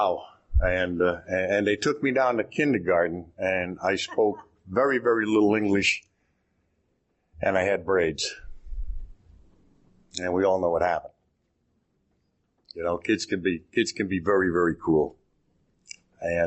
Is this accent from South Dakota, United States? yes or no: yes; Cheyenne River Reservation, South Dakota, United States; I was raised on the Cheyenne River Reservation out in South Dakota